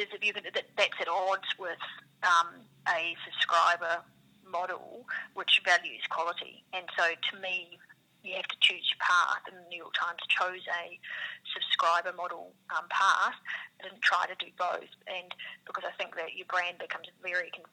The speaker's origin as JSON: {"language": "English", "country": "New Zealand", "accent": "New Zealand", "moved": "yes", "lives_now": "Australia", "said": "I'm a New Zealander, you probably hear from my accent"}